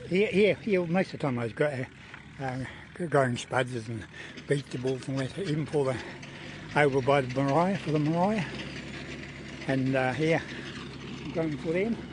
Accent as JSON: {"language": "English", "region": "Taranaki", "country": "New Zealand", "moved": "yes", "lives_now": "Bulls, New Zealand", "said": "I'm originally from Taranaki, but I, I live in um, in Bulls uh, in the Rangitikei at the moment"}